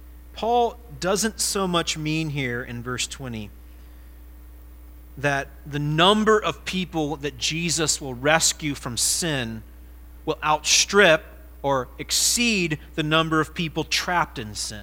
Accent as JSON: {"language": "English", "region": "Ohio", "country": "United States", "also_born_or_lived": "South Carolina", "moved": "as an adult", "said": "I'm an Ohioan. This was where I'm from, and this is where I belong"}